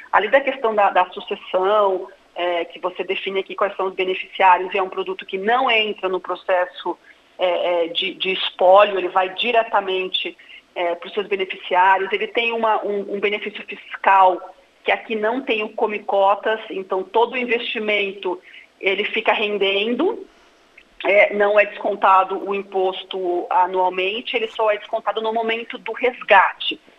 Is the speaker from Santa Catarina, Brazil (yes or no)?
yes; Santa Catarina, Brazil; Não sou gaúcha, sou catarinense. casada